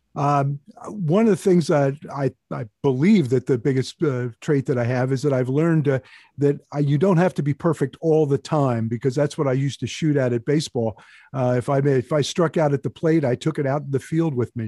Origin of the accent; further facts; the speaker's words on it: Chalfont, Pennsylvania, United States; I grew up in Chao Font, a town about thirty miles due north of Philadelphia